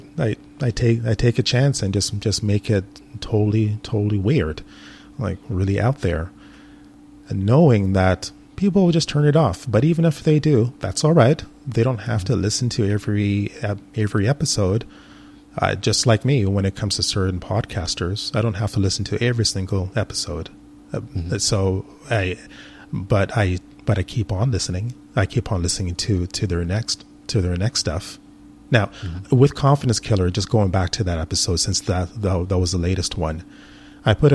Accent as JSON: {"language": "English", "country": "Canada", "said": "I'm Canadian. A lot of people are into hockey in Canada."}